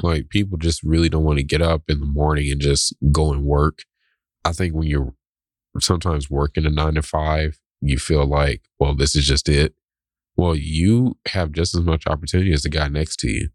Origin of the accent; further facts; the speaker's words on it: the South, United States; growing up in the South.